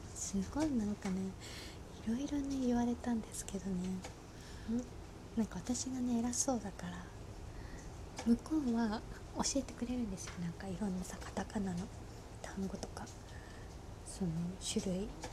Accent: Osaka, Japan; now in Tokyo, Japan; 私地元が大阪なんですけど

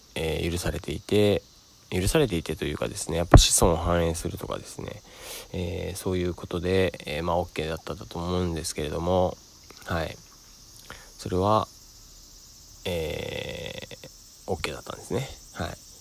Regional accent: Sado, Niigata, Japan; moved away; 佐渡島から、えー、僕の故郷ですね、からお送りしております

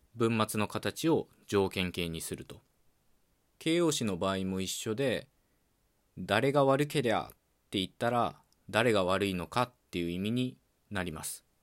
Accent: Okayama, Japan; accent: Okayama dialect; first language Okayama dialect of Japanese; 僕の母語である岡山弁

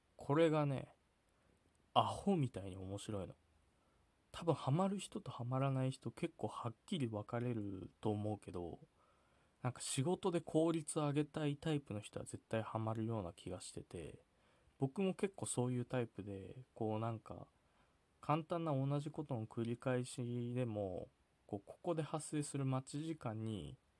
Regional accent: Sapporo, Hokkaido, Japan; 僕はテイネクってところ出身

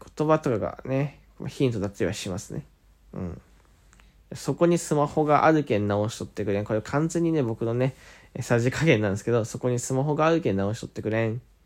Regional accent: Fukuoka, Japan; accent: Hakata dialect; 方言なかなか博多出身、福岡出身で、方言ってなかなか出ないつもりだったんですけど、染みついちゃって

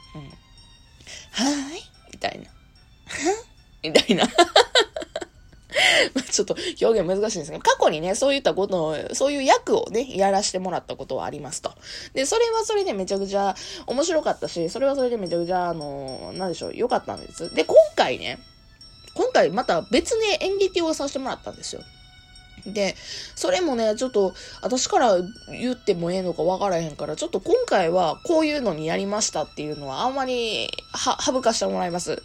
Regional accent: Kansai, Japan; accent: Kansai-ben; ちゃきちゃき関西弁の、まあ、アラサー OL

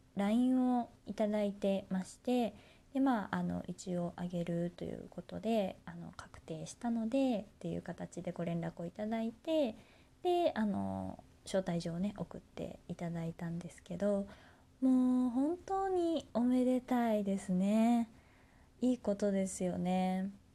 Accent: Kansai, Japan; moved away; 私ね、地元が関西になるんですけれども

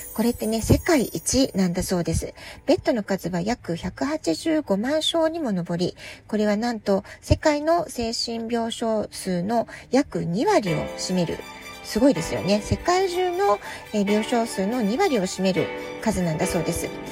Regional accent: Japan; now in San Diego, United States; 私たち日本人

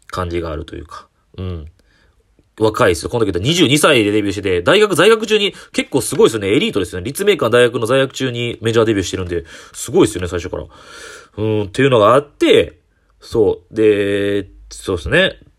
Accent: Kyoto, Japan; 僕、えー、地元が市場大宮なんですけど、その一駅隣なんで、市場カラスマって言うてくれるやんっていう僕、京都出身の僕

